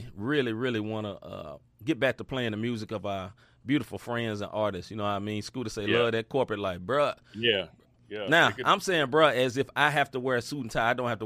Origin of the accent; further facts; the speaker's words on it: Memphis, Tennessee, United States; I am from the South. I am a Southerner. I'm from Memphis, Tennessee.